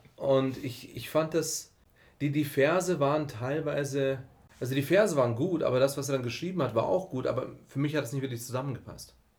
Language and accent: German; Germany; so hochqualifizierte Deutsche, wir sind aus dem Westen